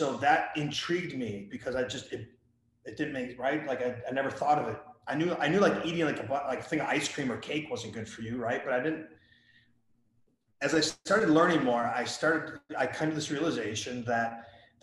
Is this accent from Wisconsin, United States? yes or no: yes; Wisconsin, United States; I grew up in Wisconsin